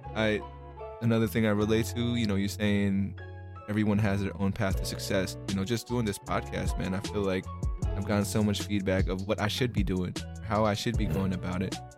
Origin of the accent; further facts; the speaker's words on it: California, United States; also born or lived in Philippines; I was born in the Philippines, but I came out here in California when I was like four